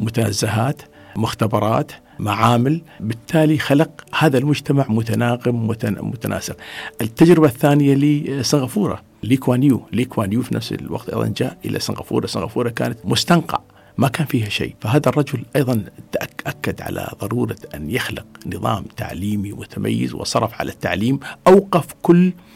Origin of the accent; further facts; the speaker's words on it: United Arab Emirates; عندنا في الإمارات